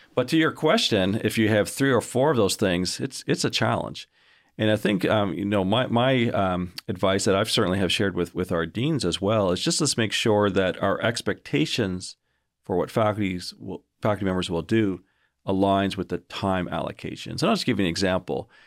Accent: Canada; moved away as an adult; also born or lived in United States; now in Augusta, United States; I'm not originally from Georgia, surprise, uh, originally from, from Canada

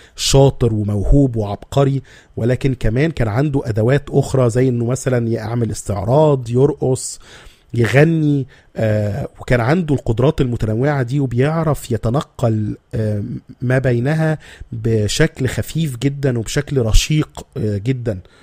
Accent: Egypt; احنا بس كمصريين

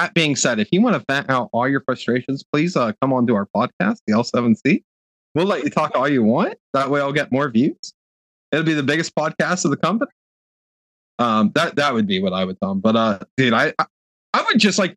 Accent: Ohio, United States; we're all from Ohio

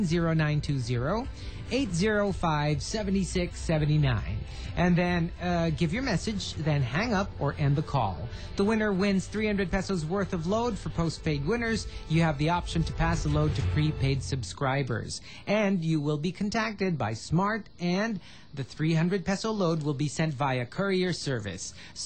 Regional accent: Italy; also born or lived in France; Plus, I was born in France, but I was raised in Italy.

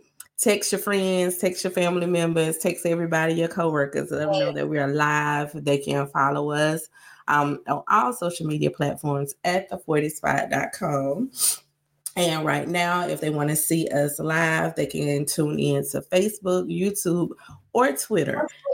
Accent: the South, United States; And since we're from the South, we want to give a big shout out to all of the students, alumni, and fans of the University of Georgia.

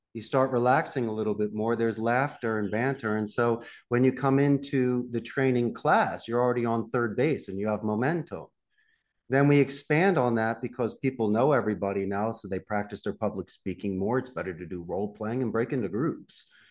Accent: Philadelphia, Pennsylvania, United States; moved away as an adult; also born or lived in Abington, Pennsylvania; now in Costa Rica; I'm also from Northeast Philadelphia

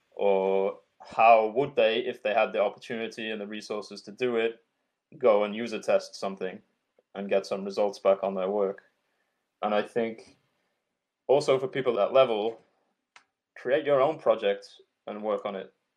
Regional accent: Yorkshire and the Humber, United Kingdom; I'm from Yorkshire in England, and we use a shitload of swear words and a shitload of slang

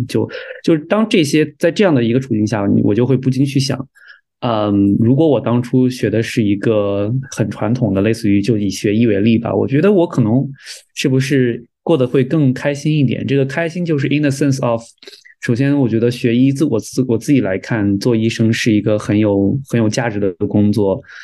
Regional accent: China; moved away as an adult; also born or lived in Alberta, Canada; now in Toronto, Canada; 我们中国人受到的教育

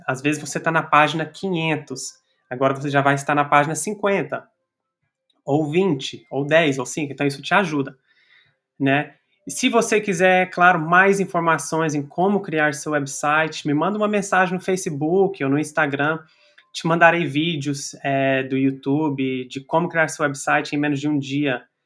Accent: Brazil; now in United States; nossa comunidade brasileira a crescer aqui nos Estados Unidos

